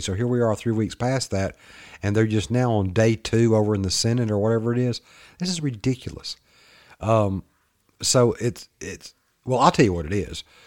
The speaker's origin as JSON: {"language": "English", "region": "the South", "country": "United States", "accent": "Southern redneck", "said": "my little Southern boy, my little redneck accent"}